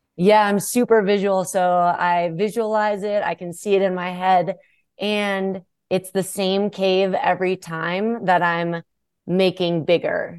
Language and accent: English; Minnesota, United States; Being a Minnesotan